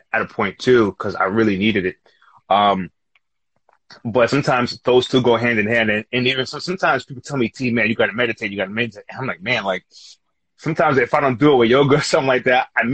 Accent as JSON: {"language": "English", "region": "New York", "country": "United States", "said": "we're from New York."}